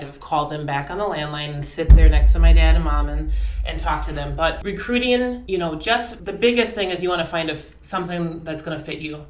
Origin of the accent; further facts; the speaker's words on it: Eau Claire, Wisconsin, United States; born and raised in Eau Claire, Wisconsin, high school Eau Claire North.